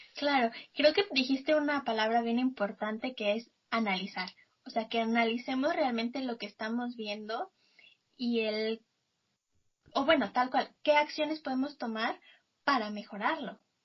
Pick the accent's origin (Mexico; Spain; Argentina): Mexico; soy mexicana